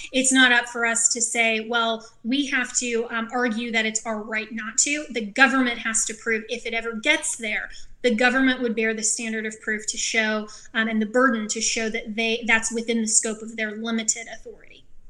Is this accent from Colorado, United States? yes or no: yes; Colorado, United States; my home state, Colorado